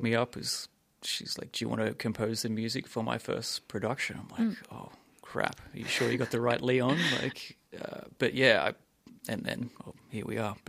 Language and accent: English; Sunshine Coast, Queensland, Australia; moved away; I'm originally from the Sunshine Coast